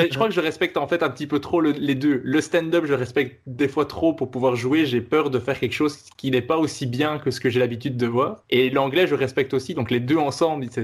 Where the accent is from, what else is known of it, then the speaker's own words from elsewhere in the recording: Belgium; also born or lived in Netherlands; Je suis belge, mais je, donne cours de, néerlandais